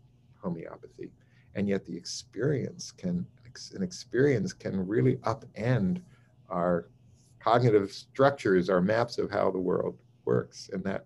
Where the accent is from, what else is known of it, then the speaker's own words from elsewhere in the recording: New York City, New York, United States; I grew up in New York City. I went to the Bronx High School of Science.